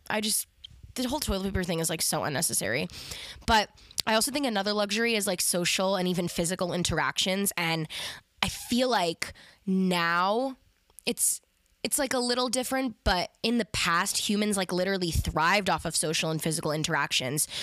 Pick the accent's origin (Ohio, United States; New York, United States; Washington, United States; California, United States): New York, United States; Westchester; I'm from Westchester